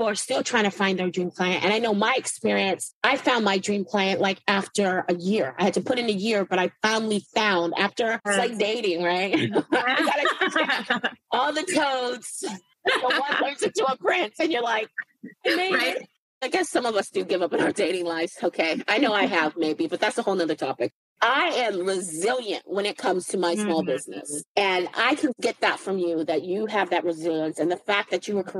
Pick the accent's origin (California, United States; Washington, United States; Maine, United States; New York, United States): California, United States; Silicon Valley; I'm from the Silicon Valley